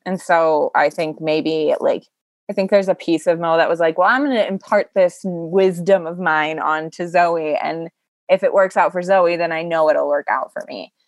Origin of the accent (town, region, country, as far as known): Iowa, United States; born or raised there